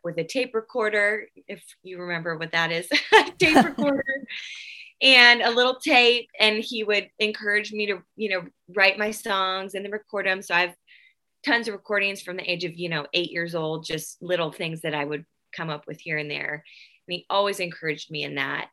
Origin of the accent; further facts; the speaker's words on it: Nashville, Tennessee, United States; I am from Nashville, Tennessee